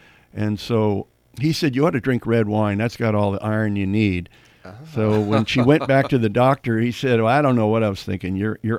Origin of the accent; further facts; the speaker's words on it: San Francisco, California, United States; I was born and raised in San Francisco.